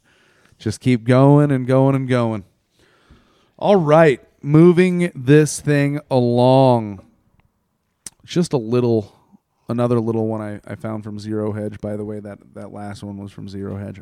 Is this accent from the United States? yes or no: yes; United States; I'm an American